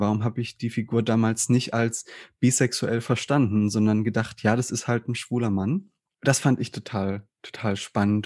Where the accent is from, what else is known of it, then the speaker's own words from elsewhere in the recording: southern Saxony-Anhalt, Germany; ich bin ja in einer Kleinstadt aufgewachsen im Süden von Sachsen-Anhalt